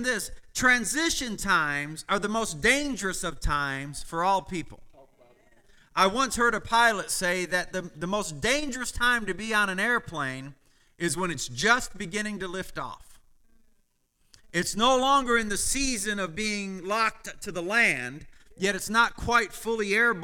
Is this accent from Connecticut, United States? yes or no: no; Michigan, United States; as a child, I understood, because I grew up in Michigan with farms all around me